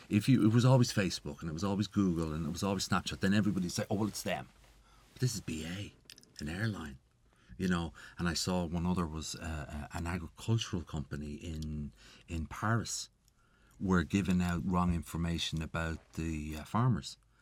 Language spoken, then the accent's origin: English; Ireland